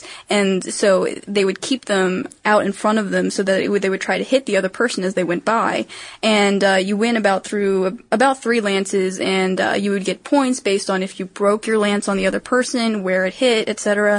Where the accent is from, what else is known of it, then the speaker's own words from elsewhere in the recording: Maryland, United States; I'm from Maryland, in case you didn't know, and jousting is actually our official sport.